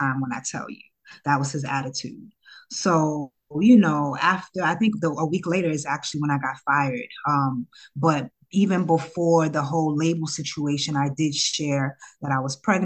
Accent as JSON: {"language": "English", "town": "New York City", "region": "New York", "country": "United States", "tie": "born or raised there", "also_born_or_lived": "Ghana", "said": "I'm from Harlem, grew up in Harlem"}